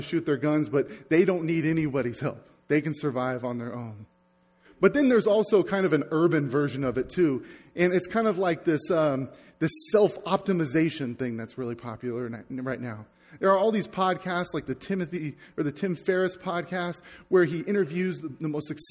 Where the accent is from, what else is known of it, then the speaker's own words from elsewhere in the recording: United States; I'm American